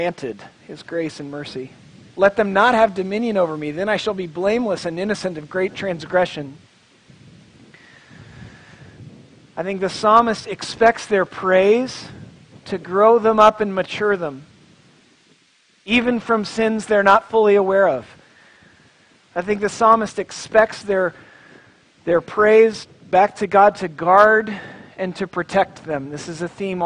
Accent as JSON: {"language": "English", "town": "Tulsa", "region": "Oklahoma", "country": "United States", "tie": "born or raised there", "moved": "yes", "said": "I'm from Tulsa, Oklahoma"}